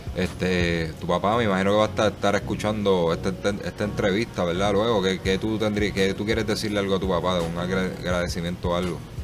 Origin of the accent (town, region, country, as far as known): Puerto Rico